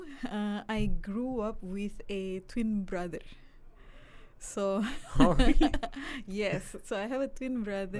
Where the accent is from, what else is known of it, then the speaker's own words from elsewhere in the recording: Jakarta, Indonesia; moved away as an adult; now in United States; I was born in Jakarta. So that's in Indonesia, the capital of Indonesia.